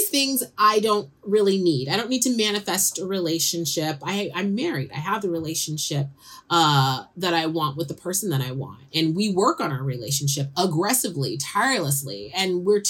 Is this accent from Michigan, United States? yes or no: no; San Francisco, California, United States; I'm growing up in San Francisco